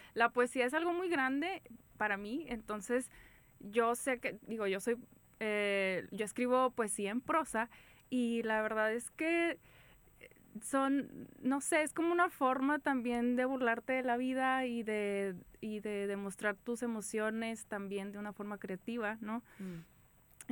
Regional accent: San Pedro, Coahuila, Mexico; Soy eh, de San Pedro, Coahuila

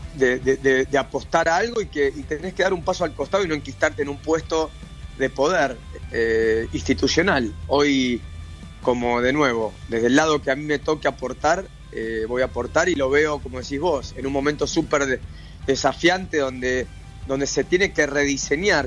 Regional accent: Argentina; nosotros como argentinos

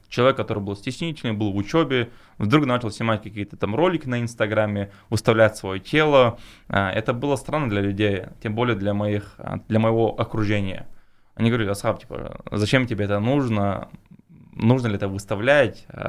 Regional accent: Chechnya, Russia; я кавказец, тем более, ну, с Чечни

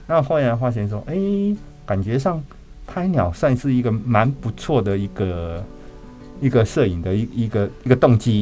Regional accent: Chiayi, Chiayi City, Taiwan; moved away as an adult; also born or lived in Taipei; 我的故乡在嘉义。嗯哼。对，啊，嘉义，刚好我住的地点刚好是在嘉义的那个嘉义公园

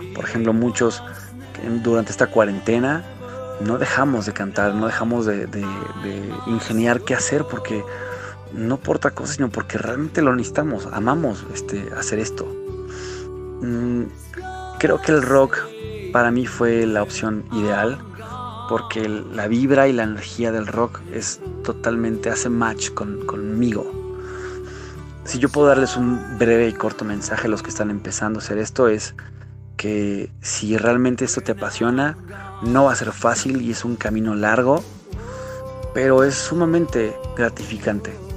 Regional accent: Querétaro, Mexico; soy un cantante queretano

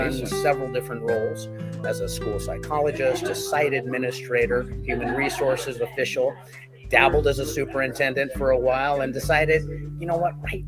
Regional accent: California, United States; I grew up in California in a beautiful extended Mexican-American family

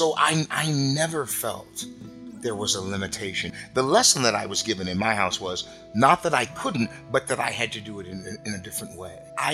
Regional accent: Des Moines, Iowa, United States; I grew up in Des Moines, Iowa, in the heart of the Midwest. I'm grateful to my mother for getting off the train from Mississippi in Iowa.

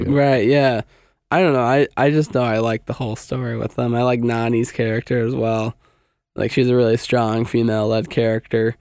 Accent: United States; I'm American

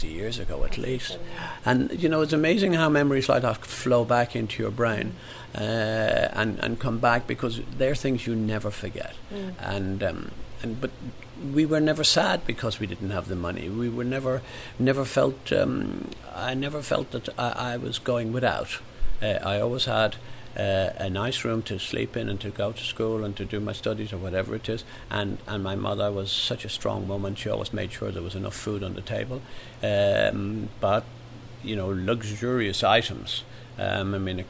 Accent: Ireland; moved away as an adult; now in England, United Kingdom; growing up in Ireland

